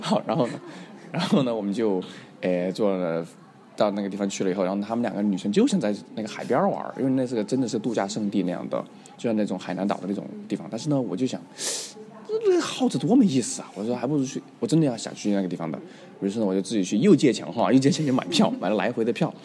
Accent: China; 他说小伙子你哪人呢？我说中国人

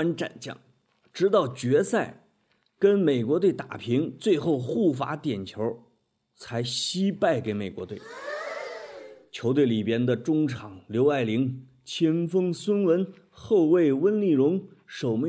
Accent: China; 所以中国女足在我们中国人心目中的地位是很高的。

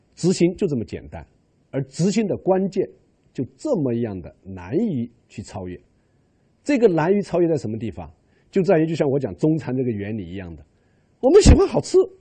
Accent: China; 我们中国人吃饭

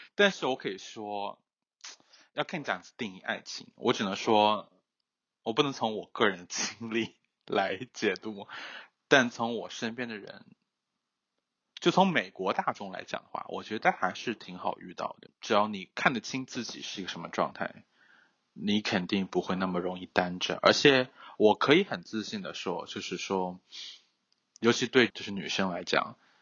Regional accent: China; now in United States; 我还觉得我是中国人

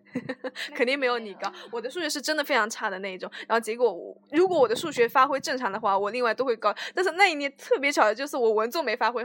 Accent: Anhui, China; 我是安徽的嘛，我是安徽嘛

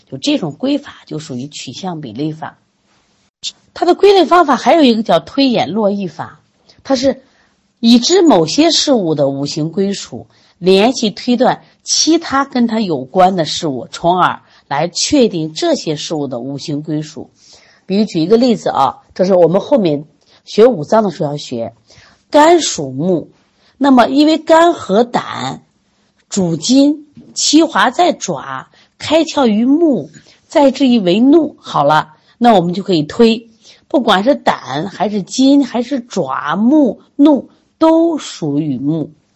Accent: China; 我们作为中国人

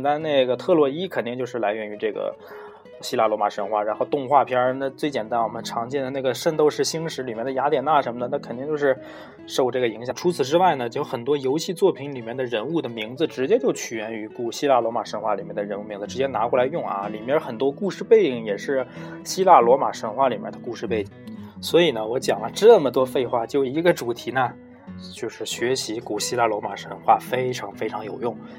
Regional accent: China; 我们中国人

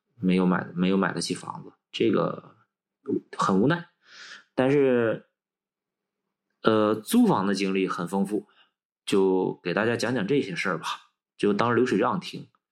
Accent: Changchun, Jilin, China; moved away as an adult; also born or lived in Dalian / Beijing; 我们长春那边儿管这个词叫插间儿

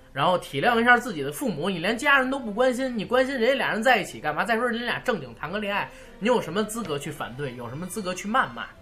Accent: Beijing, China; 我们北京叫切啊

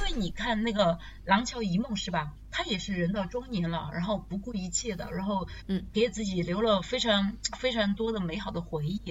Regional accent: China; 我们中国人

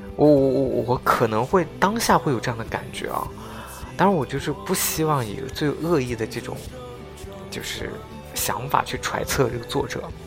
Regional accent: Xinjiang, China; 因为我出生在新疆，我从小到大我没有出过，可以说我都没有出过，嗯，新疆是分为北疆跟南疆，我都没有出过北疆

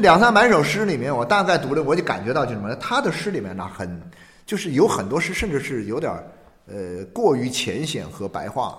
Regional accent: Jiangxi, China; moved away; 我是以前在江西

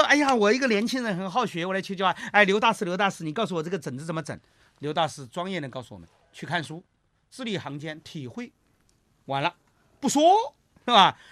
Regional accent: China; 我们中国人

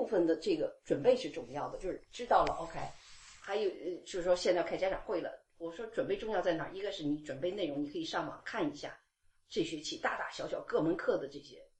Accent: China; now in United States; 我看到网上很多不不仅仅是说我们这些从呃中国来的，

